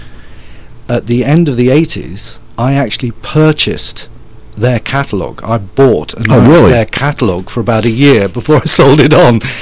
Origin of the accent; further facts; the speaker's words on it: London, United Kingdom; moved away; I'm originally from London